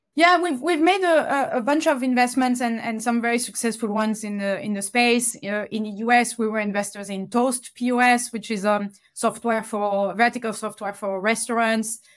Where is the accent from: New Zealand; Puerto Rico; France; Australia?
France; Toulouse, Occitania; moved away; back in France, back in Toulouse, my, my hometown